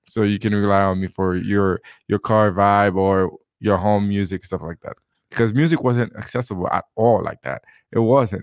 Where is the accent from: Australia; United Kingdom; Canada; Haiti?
Haiti; now in Utah, United States; where I grew up in Haiti, uh, music and dancing is a big part of our culture